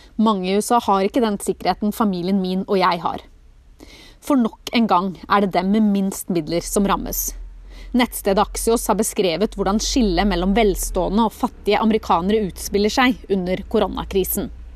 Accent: Norway; moved away as an adult; Nå sitter vi plutselig hjemme i Norge

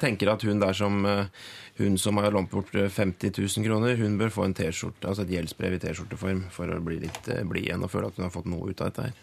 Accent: Innlandet, Norway; moved away; jeg kommer jo fra Innlands-Norge

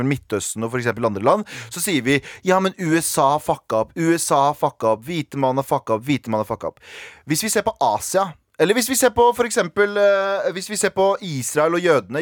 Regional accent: Iraq; now in Norway; jeg er fra Irak

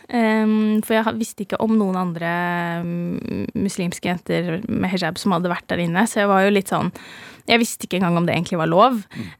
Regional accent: Norway; jeg er herfra, fra Norge

